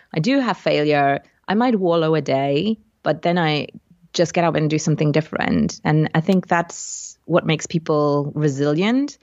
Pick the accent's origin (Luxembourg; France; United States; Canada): Luxembourg; English is a second language; also born or lived in United Kingdom; came back to my home country, which is Luxembourg in Europe, to become an English teacher